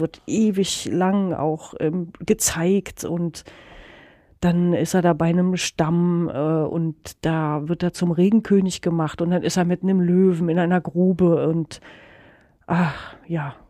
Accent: Germany; das ist meine Heimat und so, hier bin ich gerne

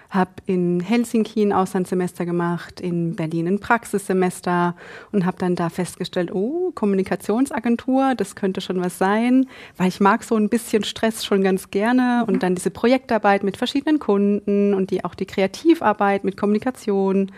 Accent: Egypt; German is a second language; now in Germany; Ich komme aus Ägypten.

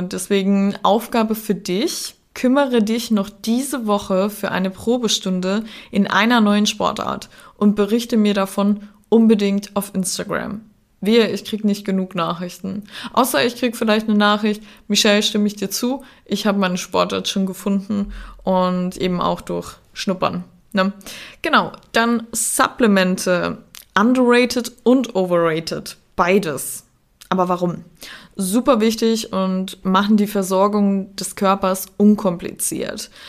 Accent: Klagenfurt, Carinthia, Austria; accent: Austrian; also born or lived in St. Veit; ich bin in dem wunderschönen Österreich, in ähm, Kärnten aufgewachsen, in St. Veit geboren und am Klagenfurter Wörthersee aufgewachsen.

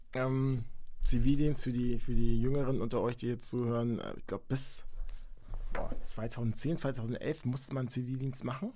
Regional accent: Henstedt-Ulzburg, Schleswig-Holstein, Germany; bin in der Nähe von Hamburg geboren

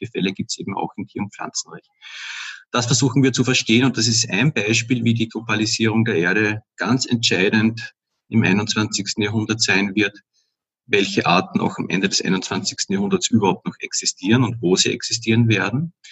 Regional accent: Upper Austria, Austria; now in Vienna, Austria; Ich komme eigentlich aus Oberösterreich, bin halt vor etwa 20 Jahren, eigentlich schon über 20 Jahren nach Wien gezogen und lebe jetzt auch schon seit ziemlich vielen Jahren hier in Währing.

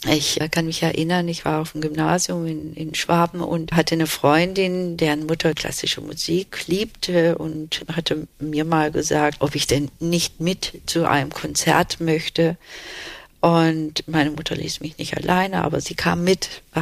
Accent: Turkey; Ja, ich wusste, ich bin Türkin, aber in diesem kleinen Dorf, wo wir waren, da gab es eben diese drei türkischen Familien

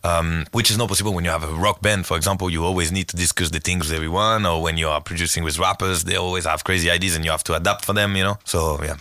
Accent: Marseille, Provence-Alpes-Côte d'Azur, France; English is a second language; moved away as an adult; now in Lisbon, Portugal; I go to Marseille. I go to my hometown on Wednesday

